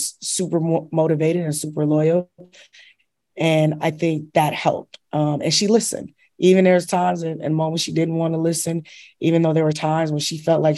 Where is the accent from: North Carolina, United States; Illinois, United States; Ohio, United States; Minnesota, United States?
Illinois, United States; Chicago; now in New York City, United States; I'm originally from Chicago